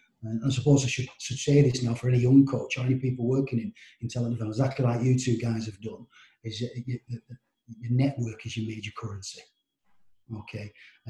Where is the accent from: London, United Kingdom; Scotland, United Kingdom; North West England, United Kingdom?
North West England, United Kingdom; Cumbria; So I was born and bred in Cumbria.